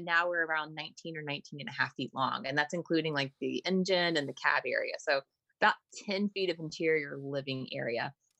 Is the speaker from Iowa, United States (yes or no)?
no; Chattanooga, Tennessee, United States; moved away; I'm actually originally from the Chattanooga area.